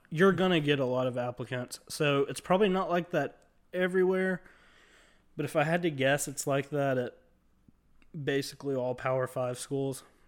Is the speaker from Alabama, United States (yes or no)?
yes; Mobile, Alabama, United States; In Mobile, Alabama, which is where I'm from